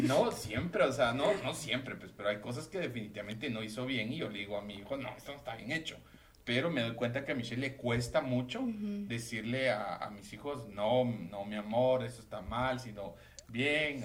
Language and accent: Spanish; Guatemala; como los chapines que somos